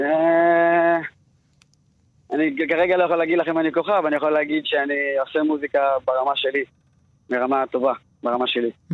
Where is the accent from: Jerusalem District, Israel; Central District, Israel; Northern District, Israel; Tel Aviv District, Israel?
Jerusalem District, Israel; Beit Shemesh; also born or lived in Tirat Carmel, Haifa; מבית שמש. נולדתי בצפון, בחיפה, טירת כרמל.